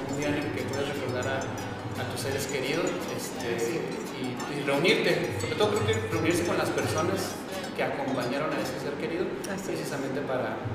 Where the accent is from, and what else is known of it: Mexico